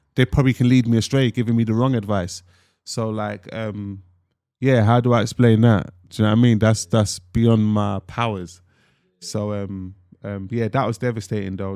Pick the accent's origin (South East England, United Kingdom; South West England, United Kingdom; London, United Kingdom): London, United Kingdom; I'm from North London, Tottenham, Broad Water Farm to be specific.